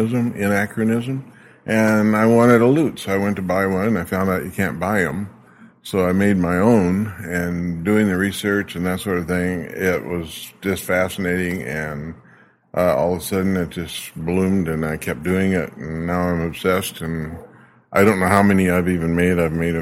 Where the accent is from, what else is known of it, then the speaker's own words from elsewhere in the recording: Arizona, United States; moved away as an adult; also born or lived in British Columbia, Canada; now in Saskatoon, Canada; Yeah, I was born in Arizona.